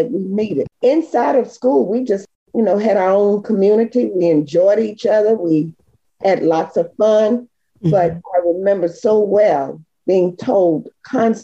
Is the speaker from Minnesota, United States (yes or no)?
no; South Hill, Virginia, United States; born or raised there; also born or lived in Martinsville, Virginia